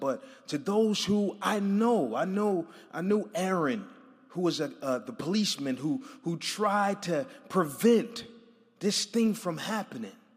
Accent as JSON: {"language": "English", "town": "Buffalo", "region": "New York", "country": "United States"}